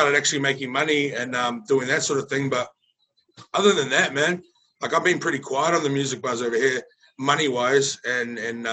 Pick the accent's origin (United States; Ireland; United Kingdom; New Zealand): New Zealand; Auckland; moved away as an adult; now in Brisbane, Australia; being raised in the hood in South Auckland